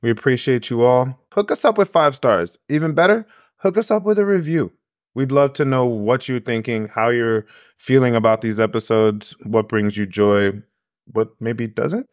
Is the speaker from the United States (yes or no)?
yes; New York, United States; I'm a New Yorker